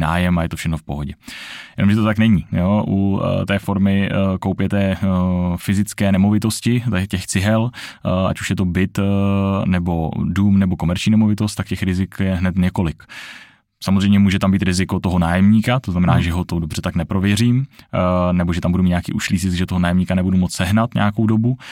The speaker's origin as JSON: {"language": "Czech", "country": "Czechia", "said": "tady u nás v Čechách"}